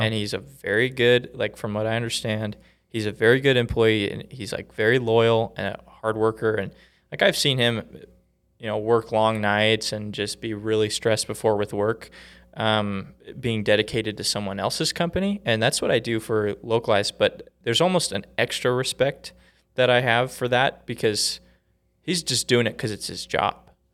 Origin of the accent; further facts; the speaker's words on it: Vancouver, Washington, United States; moved away as an adult; now in Utah, United States; I grew up in, in Washington State.